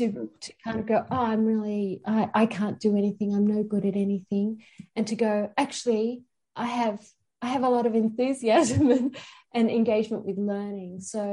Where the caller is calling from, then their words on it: New South Wales, Australia; I'm calling from Australia, and this is Darug country.